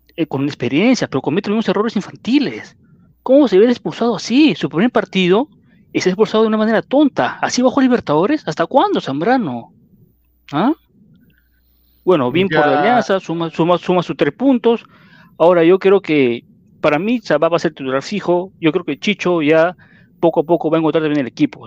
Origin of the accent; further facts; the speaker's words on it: Peru; así somos los peruanos